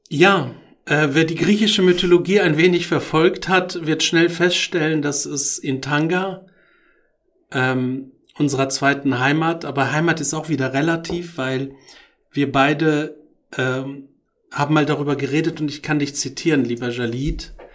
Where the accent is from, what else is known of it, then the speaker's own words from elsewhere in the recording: Morocco; moved away; also born or lived in Tangier, Morocco; Und ich bin noch in Marokko geboren und habe auch meine Kindheitsträume dort